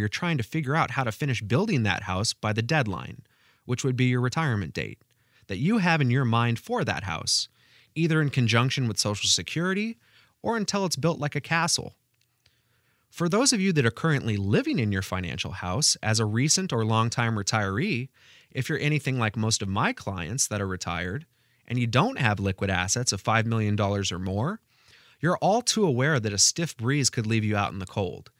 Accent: Pacific Northwest, United States; now in Carmel, United States; my childhood growing up in the Pacific Northwest

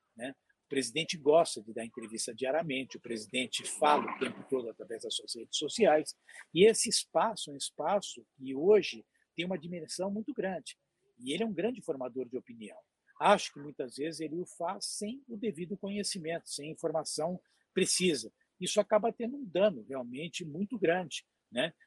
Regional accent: Brazil; nós como brasileiros

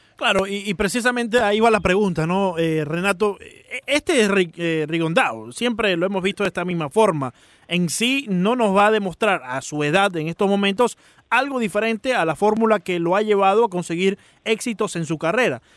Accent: Maracaibo, Zulia, Venezuela; como maracucho

